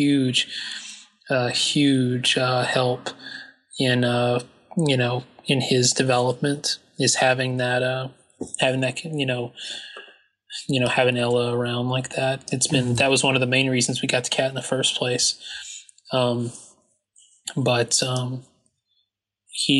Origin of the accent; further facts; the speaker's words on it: the South, United States; I'm a Southerner